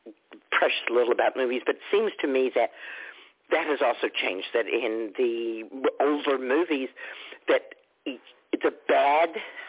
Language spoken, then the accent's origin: English; Texas, United States; I grew up in Texas